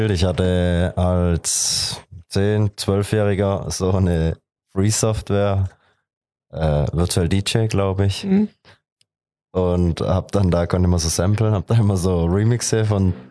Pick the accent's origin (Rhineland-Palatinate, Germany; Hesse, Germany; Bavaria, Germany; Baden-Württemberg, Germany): Baden-Württemberg, Germany; Heilbronn; ich bin 24 Jahre alt und komme aus Heilbronn.